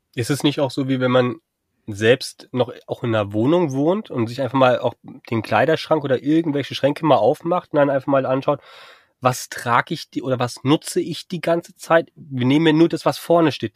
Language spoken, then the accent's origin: German; Frankfurt am Main, Hesse, Germany; moved away as an adult; also born or lived in Husum; bin ja gebürtiger Frankfurter